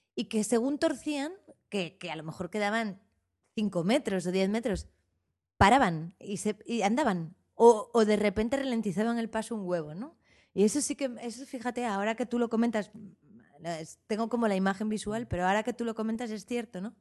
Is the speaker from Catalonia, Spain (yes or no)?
no; Madrid, Community of Madrid, Spain; also born or lived in Arizona; now in Barcelona, Spain; Soy madrileña